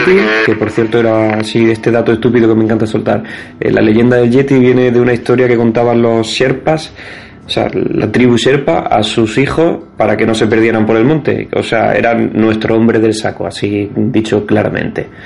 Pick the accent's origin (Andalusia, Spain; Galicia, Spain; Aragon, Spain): Andalusia, Spain; tampoco sé pronunciar Ascensión porque soy andaluz